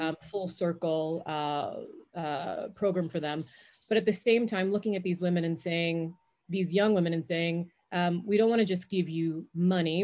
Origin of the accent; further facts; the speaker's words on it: New York, United States; also born or lived in Jamaica; I was born in Jamaica, moved to the States when I was five, grew up in New York, just outside of uh, New York City